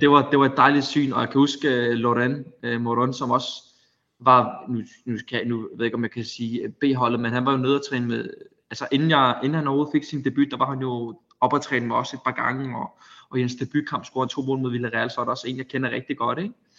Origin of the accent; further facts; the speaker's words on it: Denmark; moved away as an adult; now in Spain; hjemme i Danmark